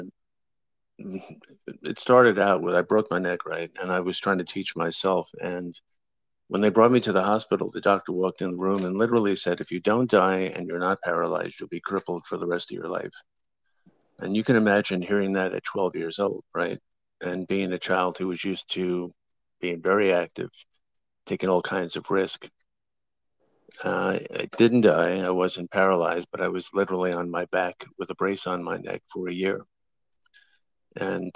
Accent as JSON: {"language": "English", "area": "Long Island", "region": "New York", "country": "United States", "tie": "born or raised there", "also_born_or_lived": "Bronx, New York", "said": "I grew up originally in the Bronx until about the age of 9, and then out to Long Island for the rest of the time"}